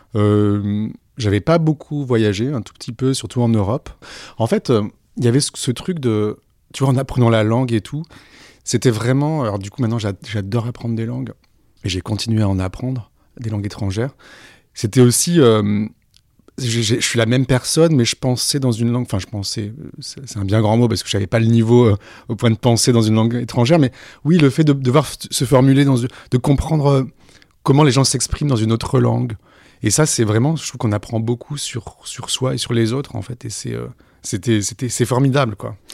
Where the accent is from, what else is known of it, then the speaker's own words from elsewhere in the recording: Aix-en-Provence, Provence-Alpes-Côte d'Azur, France; moved away as an adult; also born or lived in Senegal; now in Paris, France; ma ville natale, Aix-en-Provence